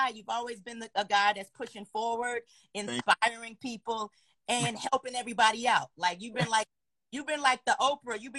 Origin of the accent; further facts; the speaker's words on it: Chicago, Illinois, United States; now in Los Angeles, United States; south side chicago